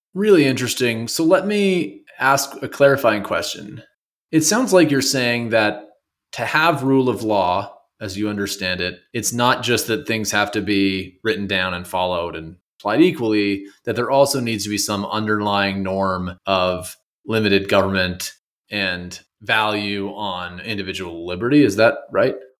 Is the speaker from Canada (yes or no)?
yes; Canada; now in United States; I'm from Canada